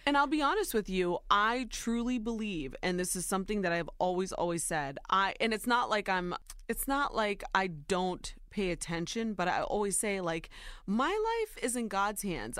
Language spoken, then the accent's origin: English; Ohio, United States; born or raised there